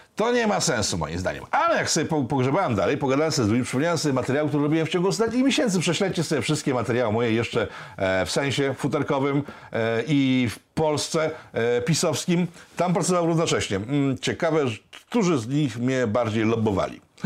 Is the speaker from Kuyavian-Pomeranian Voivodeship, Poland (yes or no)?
no; Łódź, Łódź Voivodeship, Poland; Jestem prostym chłopakiem z Łodzi